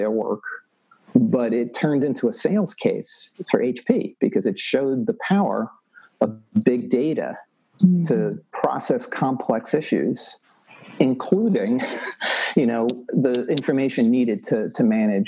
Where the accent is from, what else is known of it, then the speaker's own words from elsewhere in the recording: New York City, New York, United States; moved away; I'm originally from New York City, so I have no farming background, zero.